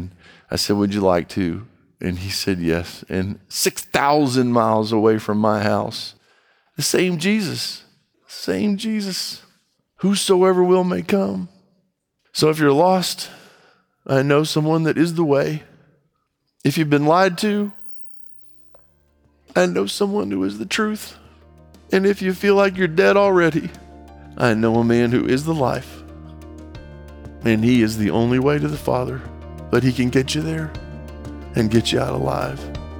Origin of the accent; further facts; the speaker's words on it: Brazil; I grew up in Brazil. My brother and I grew up in Brazil.